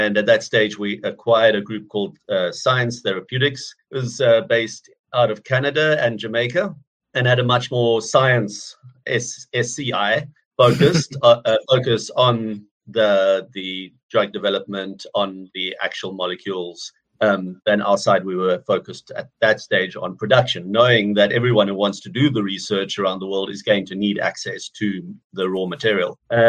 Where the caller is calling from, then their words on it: Cape Town, Western Cape, South Africa; I'm calling from Cape Town in South Africa.